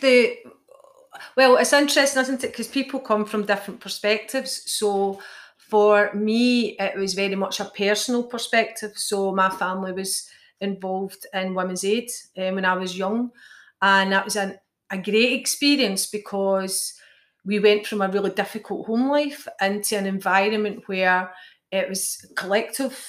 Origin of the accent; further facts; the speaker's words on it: Clydebank, Scotland, United Kingdom; I'm from Clydebank